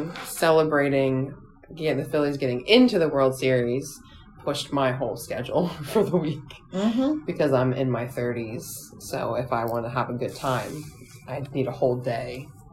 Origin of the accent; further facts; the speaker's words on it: Philadelphia, Pennsylvania, United States; we're from Philadelphia.